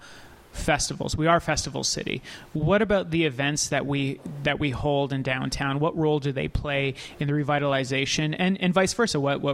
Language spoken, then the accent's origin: English; northern Alberta, Canada; growing up in Alberta, in northern Alberta, Edmonton was such a magical place to me.